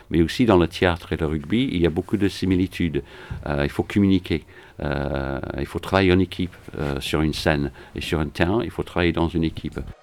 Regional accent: Manchester, North West England, United Kingdom; French is a second language; also born or lived in London / Paris / United States / French Antilles; now in Villeurbanne, France; Je suis anglais, donc je suis de Manchester.

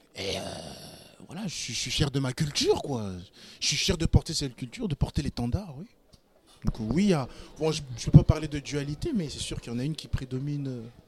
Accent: France; je suis né sur le sur le sol français, donc j'ai la nationalité française, mais j'ai aussi la nationalité congolaise

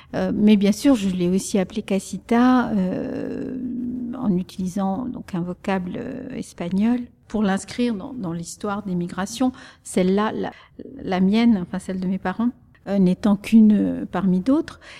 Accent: the French Ardennes, Grand Est, France; first language Spanish; French is a second language; also born or lived in Salamanca, Spain; les Ardennes françaises, où il a travaillé comme bûcheron et où moi j'ai grandi

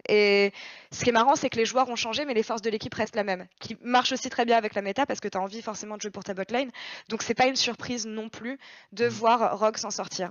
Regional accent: France; en tant que Français

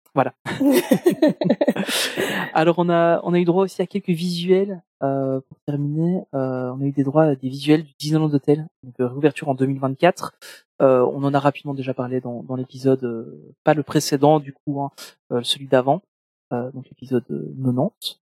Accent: Belgium; je suis belge

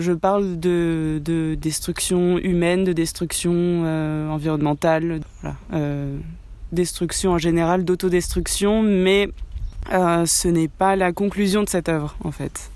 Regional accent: France; franco-argentine. Oui, je suis née en France, mais j'ai euh, toute ma famille en Argentine

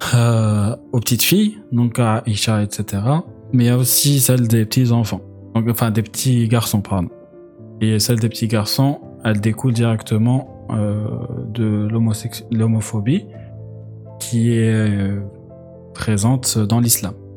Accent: Algeria; moved away; quand j'ai grandi en Algérie

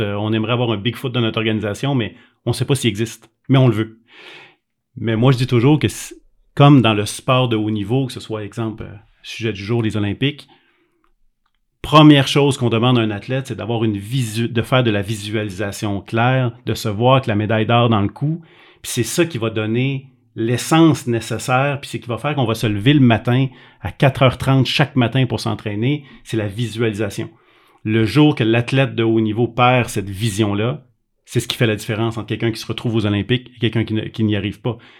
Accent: Quebec, Canada; Moi, je suis un Québécois

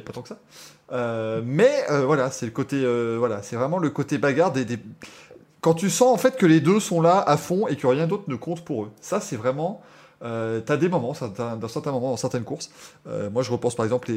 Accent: Belgium

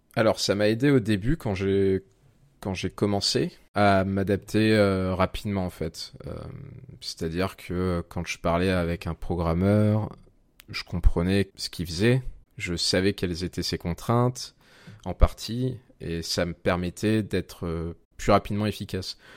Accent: Aix-en-Provence, Provence-Alpes-Côte d'Azur, France; now in Lyon, France; Je viens euh, d'Aix-en-Provence, dans le sud de la France.

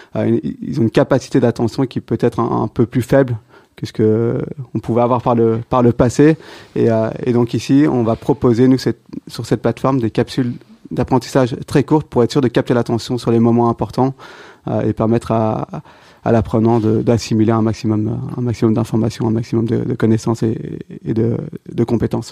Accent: Belgium; also born or lived in Brussels; belge, j'ai toujours étudié à, Bruxelles

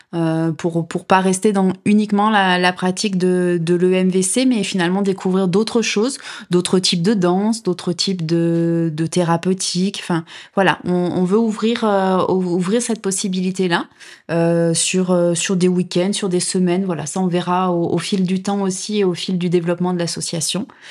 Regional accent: Drôme, Auvergne-Rhône-Alpes, France; now in Nîmes, France; je suis originaire de, de, la Drôme

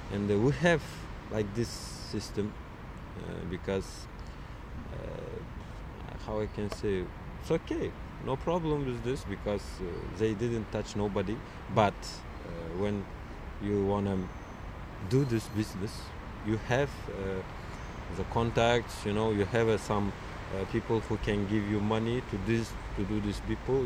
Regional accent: Samarkand, Samarqand Region, Uzbekistan; English is a second language; moved away as an adult; also born or lived in Tashkent, Uzbekistan; I'm from Uzbekistan uh, origin. Uh, I was born in Samarkand city

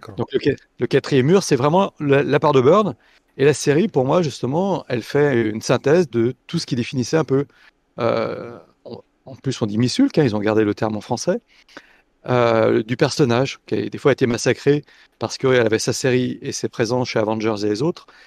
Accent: Lyon, Auvergne-Rhône-Alpes, France; étant lyonnais

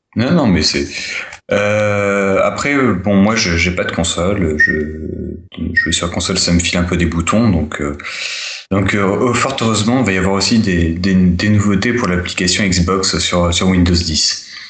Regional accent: France; chez nous, en France

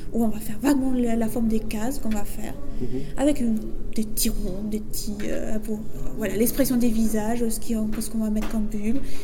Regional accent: Chalon-sur-Saône, Bourgogne-Franche-Comté, France; je suis dessinatrice de manga et illustratrice aussi. Voilà. Et je viens de Chalon

